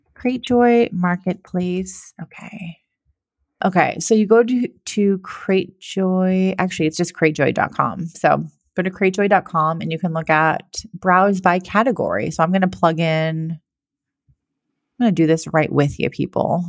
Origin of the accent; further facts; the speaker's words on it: Massachusetts, United States; I'm from Massachusetts as well, so I love my Massachusetts people